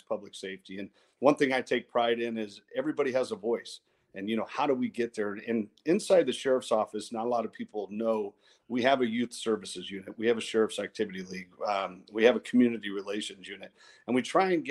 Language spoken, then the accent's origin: English; Modesto, California, United States; I grew up in South Modesto